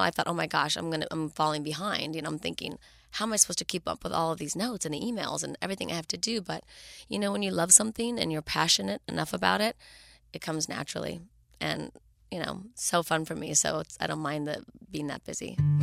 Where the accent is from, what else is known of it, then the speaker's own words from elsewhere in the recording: Los Angeles, California, United States; born and raised in Los Angeles